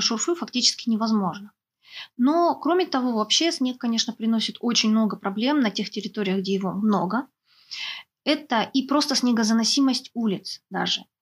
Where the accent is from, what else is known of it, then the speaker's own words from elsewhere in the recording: Sakhalin Oblast, Russia; у нас, например, на Сахалине